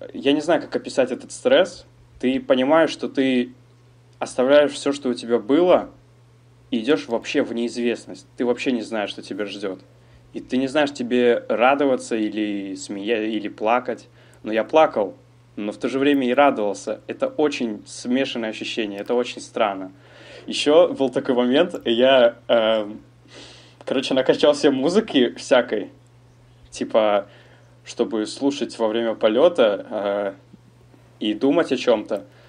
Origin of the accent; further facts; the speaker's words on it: Almaty, Kazakhstan; moved away as an adult; now in France; я родился в Казахстане, в городе Алматы, переехал во Францию 7 месяцев назад